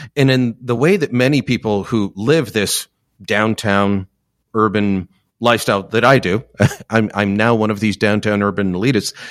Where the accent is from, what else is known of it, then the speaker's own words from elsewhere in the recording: Hamilton, Ontario, Canada; that's my hometown